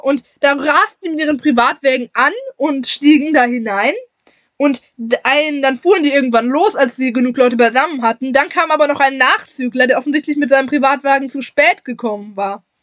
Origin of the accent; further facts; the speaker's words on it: Wuppertal, North Rhine-Westphalia, Germany; hier bei uns zu Hause, in der Heimatstadt